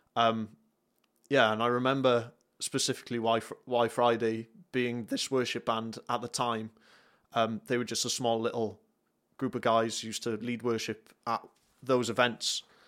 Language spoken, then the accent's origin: English; North Wales, United Kingdom; moved away as an adult; now in South Wales, United Kingdom; I'm from North Wales. Uh, I currently live in South Wales.